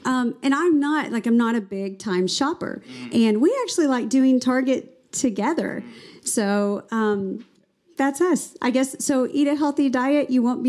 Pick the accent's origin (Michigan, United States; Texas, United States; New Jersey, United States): Texas, United States; also born or lived in California; So we grew up mainly in the Texas area, little stint in California.